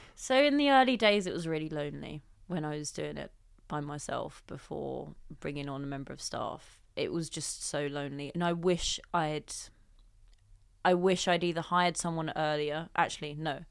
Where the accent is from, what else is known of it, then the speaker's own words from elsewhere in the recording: London, United Kingdom; I came from Southeast London, went to the local grammar school, and my dad is a policeman and my mum, uh, works for the local council.